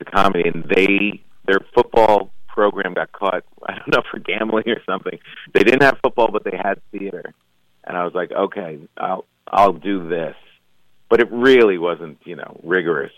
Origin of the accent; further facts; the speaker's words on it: New Jersey, United States; I grew up in New Jersey